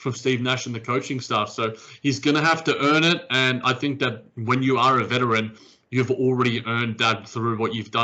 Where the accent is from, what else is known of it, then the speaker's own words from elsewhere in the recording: Australia; despite being an Australian